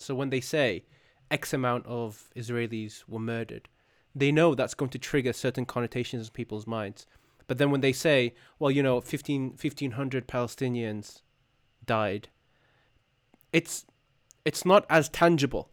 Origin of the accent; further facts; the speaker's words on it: United Kingdom; as a Brit